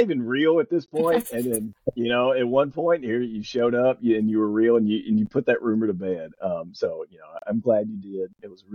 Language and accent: English; Mississippi, United States; now in Dallas, United States; I'm from Mississippi.